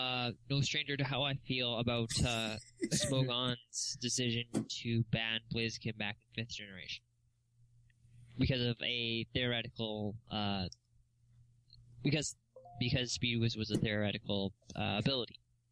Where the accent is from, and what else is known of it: Canada